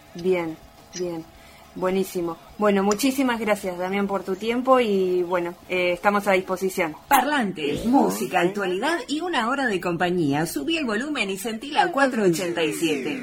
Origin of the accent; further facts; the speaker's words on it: Villa Elisa, Buenos Aires, Argentina; para todos los que somos de acá de Villeliza